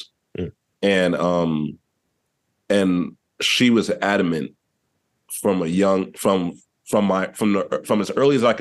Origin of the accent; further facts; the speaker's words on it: New York City, New York, United States; I was raised, so I'm from East Harlem, originally, also known as Spanish Harlem or El Barrio to some.